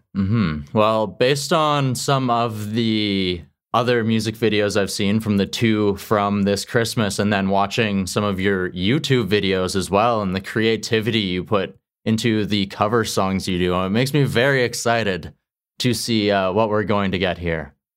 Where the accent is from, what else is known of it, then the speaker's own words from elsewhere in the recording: Qu'Appelle Valley, Saskatchewan, Canada; I'm originally from Saskatchewan